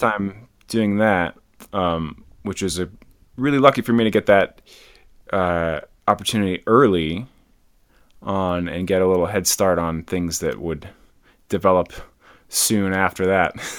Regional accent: near Madison, Wisconsin, United States; now in Boulder, United States; I grew up in Wisconsin

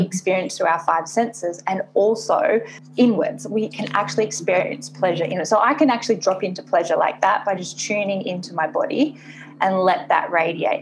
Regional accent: Sydney, New South Wales, Australia; moved away as an adult; also born or lived in Hong Kong; now in Singapore; I am based in Singapore, but I am originally from Australia and I've been living in Asia for the last six and a half years, so between Hong Kong and Singapore

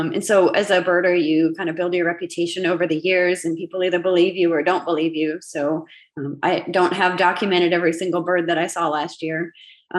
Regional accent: Wisconsin, United States; moved away as an adult; now in Mission, Texas, United States; I grew up in Wisconsin.

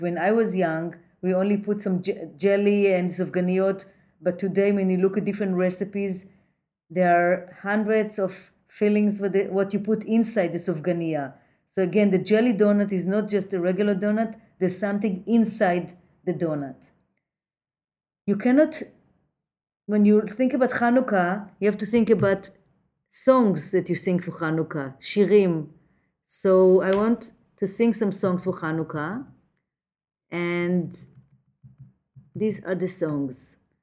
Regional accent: Jerusalem, Jerusalem District, Israel; born or raised there; now in New York City, United States

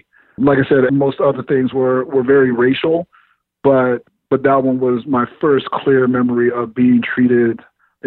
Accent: Oceanside, California, United States; being born and raised in Oceanside, which is a very racially diverse city

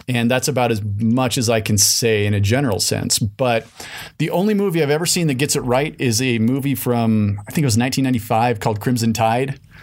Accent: Salt Lake City, Utah, United States; I grew up in Salt Lake City

